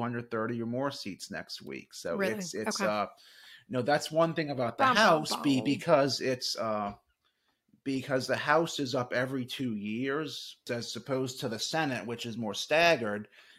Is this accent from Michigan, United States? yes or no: no; Virginia, United States; You know, watch the state of Virginia. You know, not to be selfish and tout my home state, but you know, we have a few congressional races here